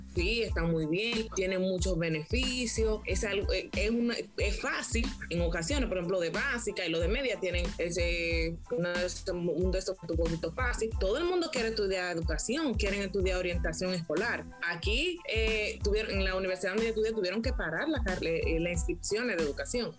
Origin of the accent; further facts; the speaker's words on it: Dominican Republic; nuestro país